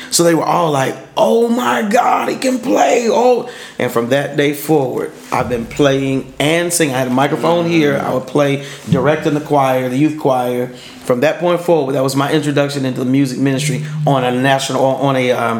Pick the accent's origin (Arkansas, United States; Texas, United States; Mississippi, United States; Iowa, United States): Arkansas, United States; Pine Bluff; one of his music directors was from my hometown in Pine Bluff, Arkansas.